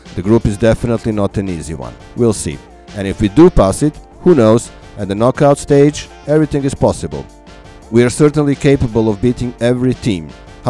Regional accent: Serbia; moved away; As you may know, I'm from Serbia

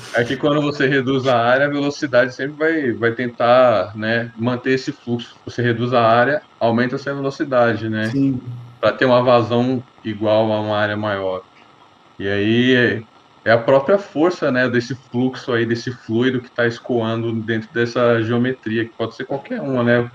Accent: Brazil; nós nascemos no Brasil apenas a falar português

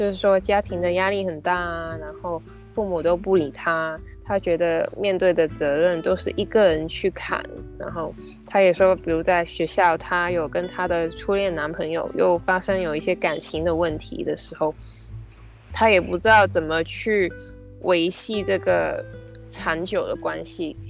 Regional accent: Hong Kong; 本身在香港的文化或者是传统的教育底下。

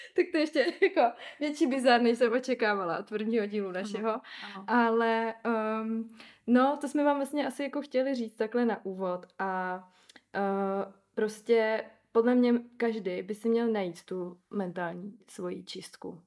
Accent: Ostrava, Moravian-Silesian Region, Czechia; mluvím fakt sprostě, protože jsem z Ostravy

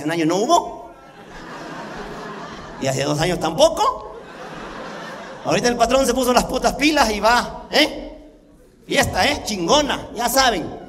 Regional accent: Mexico

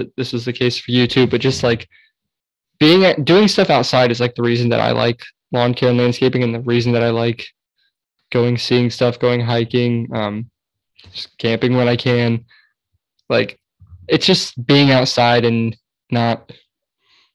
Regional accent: Indiana, United States; There's actually a state park in my hometown

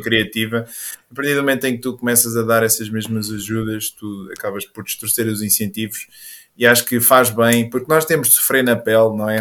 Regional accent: Caldas da Rainha, Centro, Portugal; Eu sou das Caldas

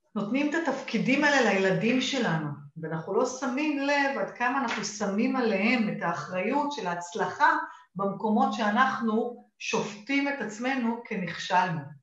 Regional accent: Israel; accent: Israeli, half Australian; והאנגלית שלי היא אנגלית טובה, ועם אה, מבטא ישראלי

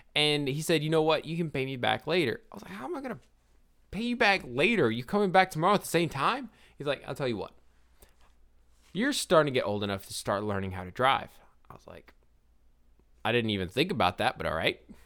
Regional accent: Forest Hill, Louisiana, United States; I was raised in Forest Hill, Louisiana

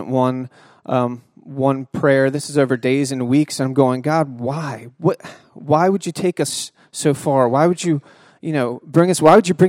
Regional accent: Delaware, United States; Part of my job, you know, I came from Delaware seeing deer once in a while to part of my job was keeping the bears away from the general public.

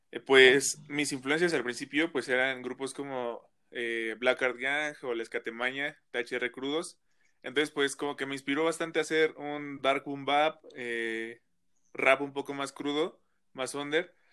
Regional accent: Toluca, State of Mexico, Mexico; Pues estoy ahorita en Toluca, soy del Estado de México, soy originario del Estado de México, de ahí soy.

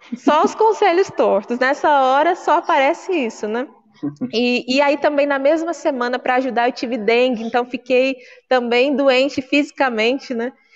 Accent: Guarulhos, São Paulo, Brazil; Eu sou natural de Guarulhos

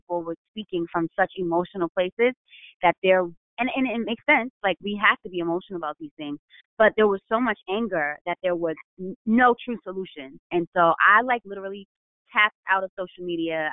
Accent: New York, United States; now in Baltimore, United States; I'm from New York

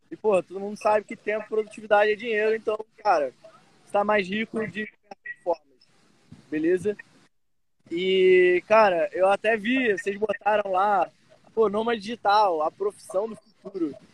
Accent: Rio de Janeiro, Brazil; sou do Rio de Janeiro, carioca.

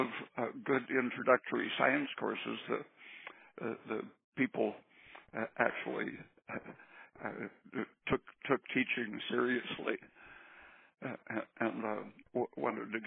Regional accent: Oregon, United States; also born or lived in San Diego, California; I was about 8 years old. We moved to Oregon from San Diego, and I had a couple of years at a very tiny school.

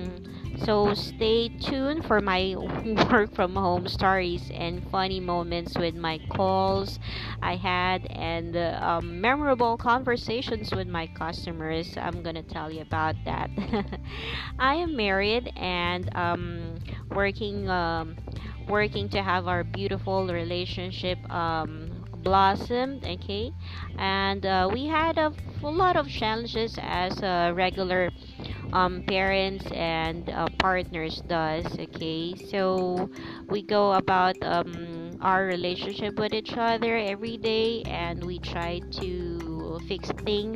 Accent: Philippines; English is a second language; I'm a Filipino

